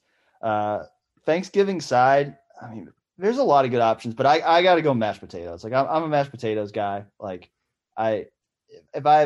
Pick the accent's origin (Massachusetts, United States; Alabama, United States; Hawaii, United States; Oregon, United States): Massachusetts, United States; I grew up in Massachusetts